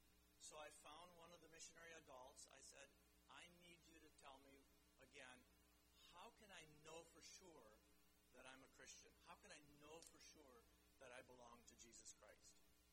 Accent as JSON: {"language": "English", "country": "Chad", "tie": "born or raised there", "also_born_or_lived": "Central African Republic", "said": "And so I grew up in the Chad and the CAR, but I'm not African."}